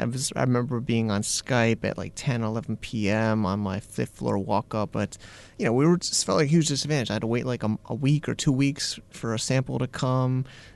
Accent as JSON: {"language": "English", "town": "Hartford", "region": "Connecticut", "country": "United States", "tie": "born or raised there", "also_born_or_lived": "New Jersey / New York", "moved": "as an adult", "lives_now": "China", "said": "in Connecticut, where I grew up in Hartford"}